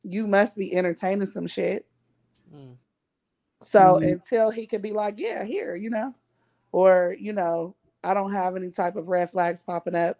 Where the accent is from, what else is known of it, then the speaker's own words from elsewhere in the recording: Columbus, Ohio, United States; also born or lived in Dayton, Ohio; I'm from, I was born in Dayton, but I was raised in Columbus